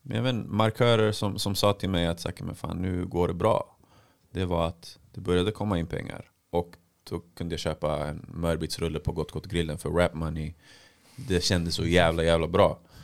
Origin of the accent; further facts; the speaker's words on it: Stockholm, Stockholm County, Sweden; jag kom från Tensta